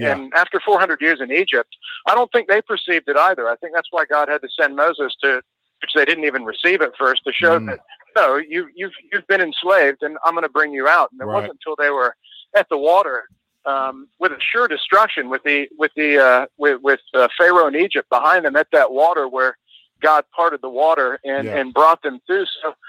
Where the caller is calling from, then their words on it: Brisbane, Queensland, Australia; Hey, Mike. … in Brisbane.